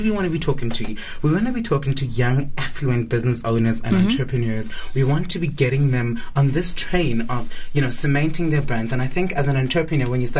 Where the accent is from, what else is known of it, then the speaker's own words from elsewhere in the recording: South Africa; I'm South African